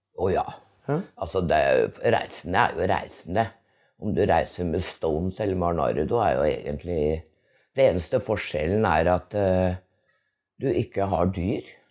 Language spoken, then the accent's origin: Norwegian; Innlandet, Norway; also born or lived in Lesjaskog; den oppveksten på Dovrefjell